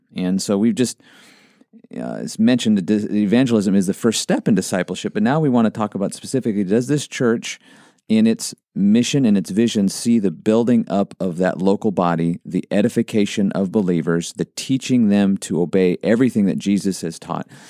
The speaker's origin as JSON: {"language": "English", "region": "Montana", "country": "United States", "tie": "born or raised there", "said": "I grew up in Montana and we'd go on a lot of hikes"}